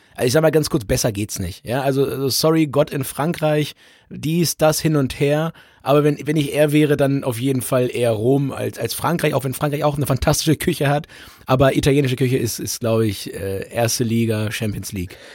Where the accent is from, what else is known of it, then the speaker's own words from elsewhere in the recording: Holzminden, Lower Saxony, Germany; bei uns in Holzminden